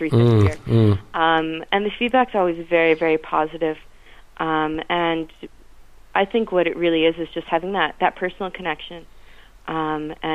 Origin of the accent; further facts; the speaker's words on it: east coast of Canada, Atlantic Canada, Canada; moved away as an adult; now in Ireland; I grew up on the east coast of Canada